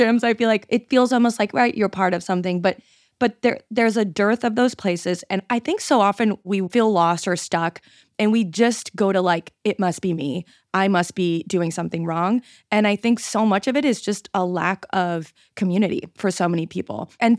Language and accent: English; Montreal, Quebec, Canada; I grew up in Montreal. My grandmother came from Hungary and she spoke English kind of, but no French.